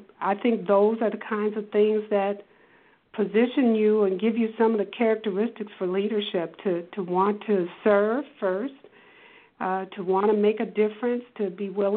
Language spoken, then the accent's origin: English; Detroit, Michigan, United States; I'm a native Detroiter. I was born in Detroit, and for those who herald from the east side of Detroit, I'm originally an east sider